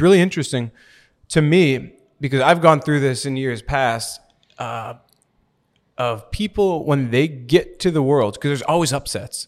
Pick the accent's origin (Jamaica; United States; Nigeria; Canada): United States; Milwaukee, Wisconsin; moved away as an adult; also born or lived in Romania; now in Florida, United States; I'm from Milwaukee, Wisconsin, and I've been living in Florida for about the past ten years.